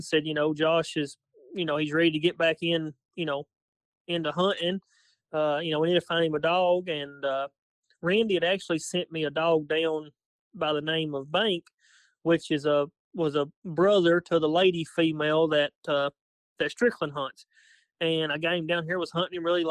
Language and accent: English; London, Kentucky, United States; I'm from London, Kentucky. Just a small town here.